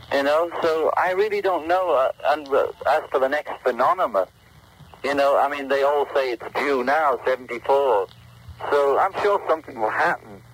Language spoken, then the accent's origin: English; England, United Kingdom; moved away as an adult; now in United States; we were all brought up on, in England